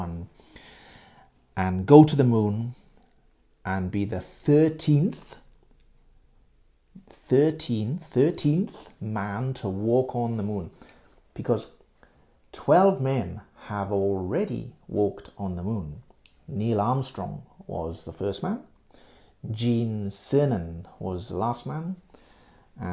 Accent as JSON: {"language": "English", "region": "Wales", "country": "United Kingdom", "tie": "born or raised there", "also_born_or_lived": "near London", "moved": "as an adult", "lives_now": "Japan", "said": "I moved to Wales when I was about 9. And grew up in Wales."}